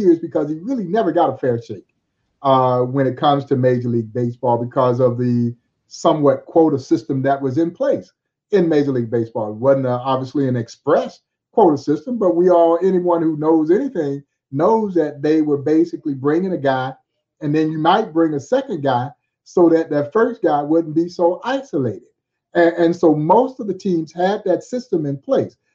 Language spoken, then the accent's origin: English; Georgia, United States; now in Kansas City, United States; I grew up in Georgia